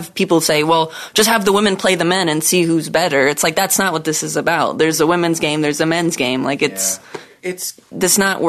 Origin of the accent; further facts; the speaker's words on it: Houston, Texas, United States; Houston, Texas.